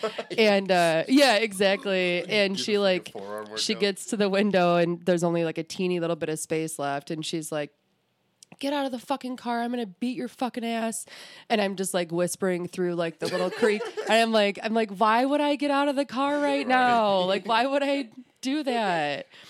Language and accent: English; Clarkston, Michigan, United States; I am from Clarkston